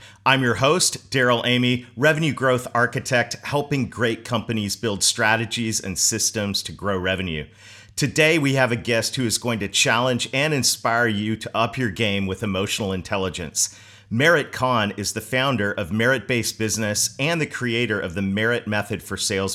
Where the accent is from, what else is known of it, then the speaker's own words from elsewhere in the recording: Canada; my home country of Canada